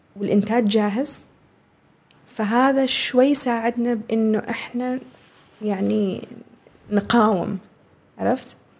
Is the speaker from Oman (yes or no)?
yes; Oman; هذه هويتنا احنا كعمانيين